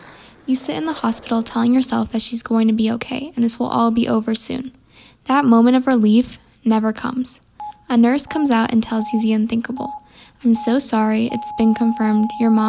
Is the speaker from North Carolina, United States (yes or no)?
no; Greer, South Carolina, United States; I'm from Greer, South Carolina